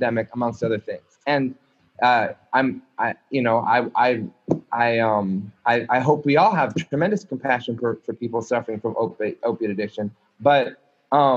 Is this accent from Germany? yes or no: no; Montreal, Quebec, Canada; I'm a fucking Jew born in Montreal